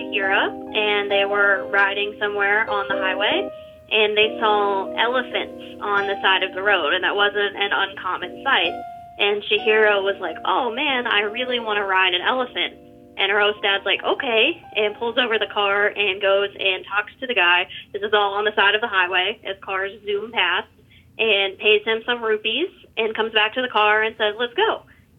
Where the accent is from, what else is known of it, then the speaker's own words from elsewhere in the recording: Savannah, Georgia, United States; I'm from Savannah, Georgia, in the United States.